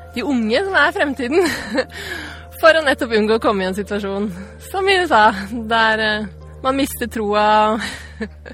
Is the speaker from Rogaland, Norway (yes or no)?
yes; Stavanger, Rogaland, Norway; also born or lived in Trondheim, Norway; Jeg har bodd i Stavanger hele livet, vokste opp på Hillevåg, og så flyttet til Gausel som tolvåring